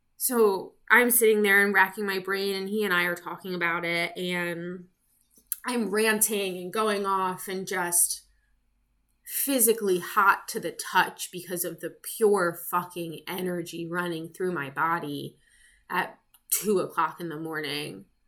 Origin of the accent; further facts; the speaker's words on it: United States; I am American. I live in the US